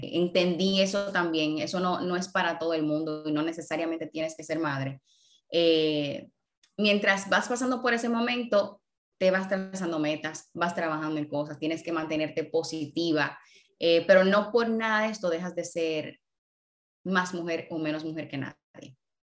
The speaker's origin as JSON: {"language": "Spanish", "country": "Dominican Republic", "also_born_or_lived": "New York, United States", "moved": "as an adult", "said": "Yo me fui de República Dominicana a una ciudad como New York"}